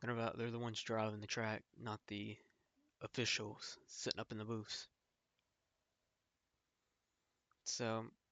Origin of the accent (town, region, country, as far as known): United States